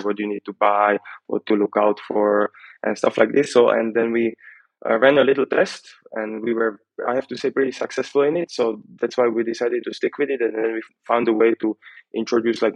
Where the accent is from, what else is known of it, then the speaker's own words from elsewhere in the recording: Slovakia; we are from Slovakia, like Slavic.